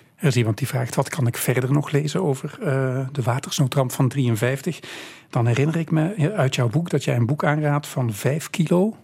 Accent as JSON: {"language": "Dutch", "country": "Belgium", "said": "wij hier in België"}